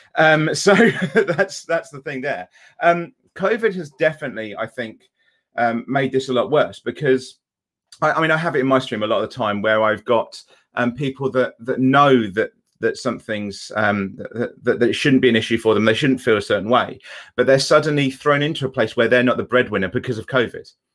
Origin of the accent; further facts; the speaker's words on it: England, United Kingdom; I'm, I'm English